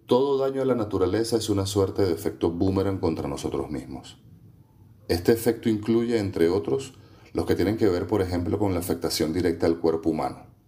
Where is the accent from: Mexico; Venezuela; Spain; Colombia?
Venezuela; nosotros mismos como venezolanos y como venezolanas